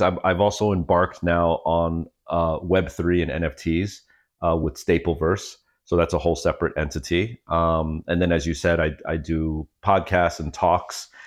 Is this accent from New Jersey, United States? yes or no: yes; Freehold, New Jersey, United States; moved away as an adult; I was born in, uh, Monmouth County, Freehold